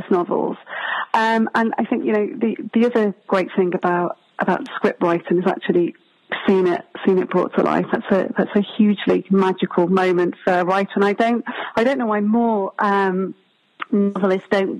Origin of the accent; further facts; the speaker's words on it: Warrington, North West England, United Kingdom; also born or lived in Liverpool; I grew up in Warrington.